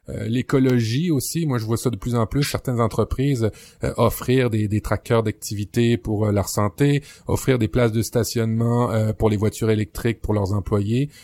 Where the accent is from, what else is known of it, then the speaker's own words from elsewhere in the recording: Quebec, Canada; chez nous au Québec